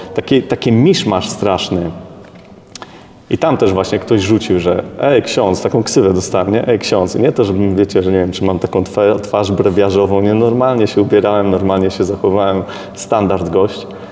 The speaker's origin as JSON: {"language": "Polish", "town": "Szczecin", "region": "West Pomeranian Voivodeship", "country": "Poland", "tie": "born or raised there", "said": "ja pochodzę ze Szczecina, jako mały dzieciak wychodziłem y, z mamą na, na taki teren obok bloku naszego"}